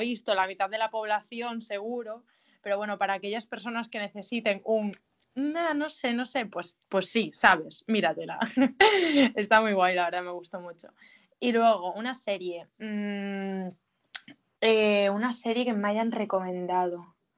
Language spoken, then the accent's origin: Spanish; Galicia, Spain; moved away; al ser mi tierra